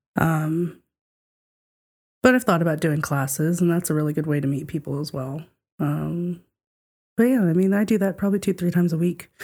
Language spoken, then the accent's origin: English; the South, United States; we were talking about being from the South and diff-, different ways of life